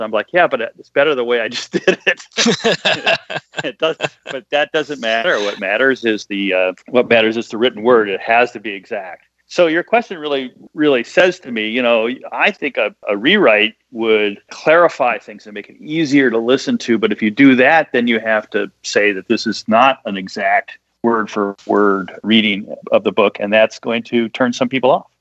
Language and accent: English; Midwest, United States; I'm from the Midwest.